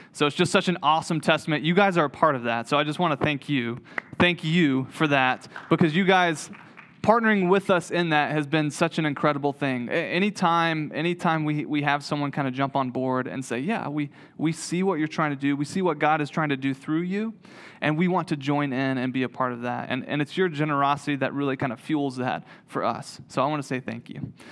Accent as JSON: {"language": "English", "town": "Waynesville", "region": "North Carolina", "country": "United States", "tie": "born or raised there", "also_born_or_lived": "Greensboro, North Carolina", "moved": "as an adult", "said": "grew up in Waynesville"}